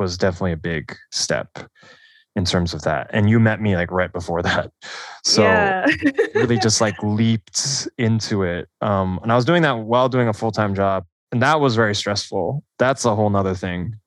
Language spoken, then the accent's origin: English; Sammamish, Washington, United States; I'm from the Seattle area, Sammamish, Washington, Issaquah